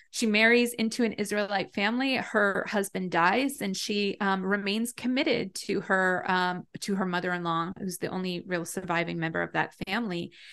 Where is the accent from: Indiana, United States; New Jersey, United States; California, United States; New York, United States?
New Jersey, United States; Long Valley; I grew up in Long Valley, New Jersey, which is, um, like a very small town in Northwest Jersey